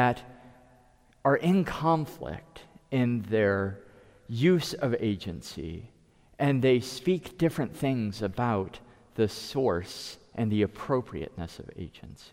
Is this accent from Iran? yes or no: no; United States; first language English; as an American